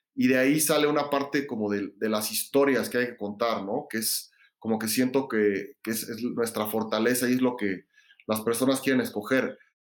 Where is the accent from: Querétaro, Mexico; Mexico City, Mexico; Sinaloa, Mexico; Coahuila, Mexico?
Mexico City, Mexico; yo crecí en la Ciudad de México